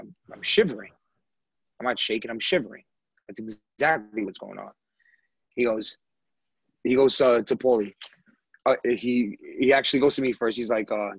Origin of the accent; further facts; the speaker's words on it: United States; I'm American